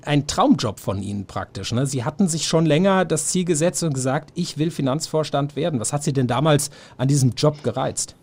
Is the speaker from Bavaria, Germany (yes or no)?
no; Swabia, Baden-Württemberg, Germany; Ich komme aus Schwabenland